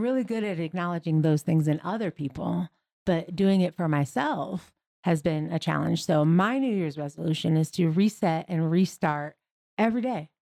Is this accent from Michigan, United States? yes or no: yes; Michigan, United States; moved away; I'm originally from Michigan